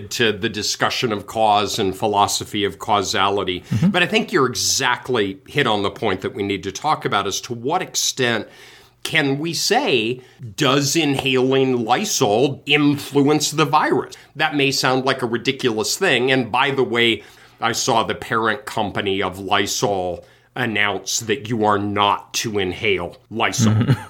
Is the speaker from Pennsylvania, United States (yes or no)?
no; Colorado, United States; I grew up in Colorado